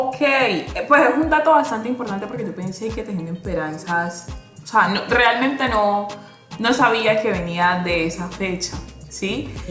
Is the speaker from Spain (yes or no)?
no; Buenaventura, Valle del Cauca, Colombia; soy una mujer, nací y criada en Buenaventura